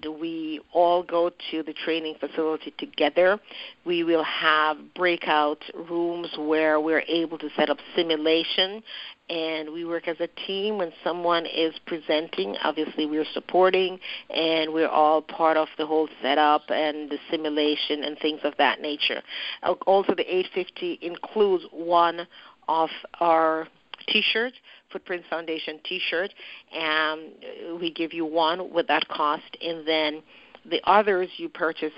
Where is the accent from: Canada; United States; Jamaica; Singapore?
Jamaica; moved away; I'm from Jamaica and I've been going to Jamaica quite a bit lately